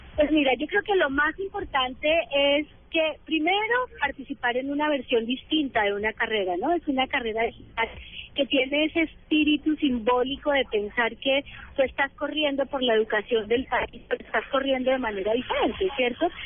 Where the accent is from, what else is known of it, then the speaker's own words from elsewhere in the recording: Colombia; cada uno de nosotros y nosotras como colombianos y colombianas